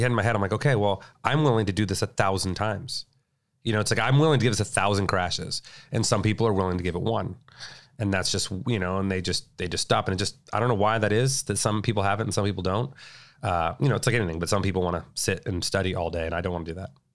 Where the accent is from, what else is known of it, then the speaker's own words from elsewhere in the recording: Whittier, California, United States; also born or lived in La Habra, California; I grew up in uh, Whittier, Whittier in La Habra, California